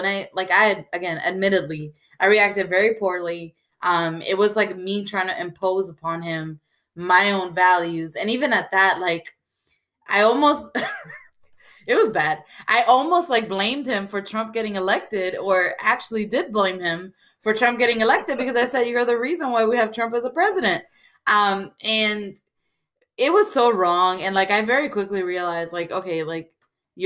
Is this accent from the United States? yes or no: yes; New York, United States; now in North Carolina, United States; I'm originally from New York